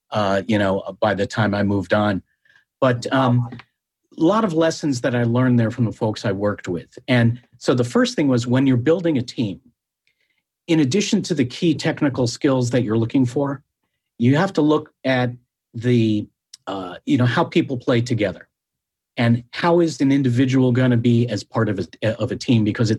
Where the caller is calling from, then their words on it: Palo Alto, California, United States; I'm calling from my COVID pandemic office hideout in downtown Palo Alto.